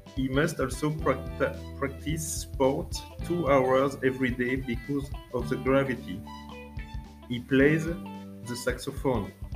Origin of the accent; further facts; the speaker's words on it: France; I'm a school librarian and I come from France